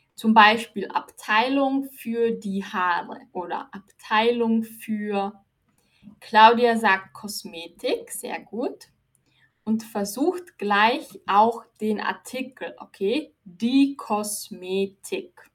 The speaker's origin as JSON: {"language": "German", "country": "Austria", "said": "Ich bin aus Österreich"}